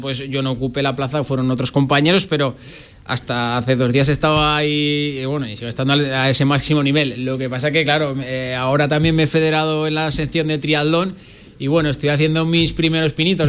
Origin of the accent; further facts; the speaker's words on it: La Rioja, Spain; moved away as an adult; also born or lived in Murcia, Spain; now in Zaragoza, Spain; yo nací, nací en Murcia, en el 82 y cuando tenía nueve años pues eh, viajé con mis padres a, La Rioja, que es donde ahora mismo en teoría sigo afincado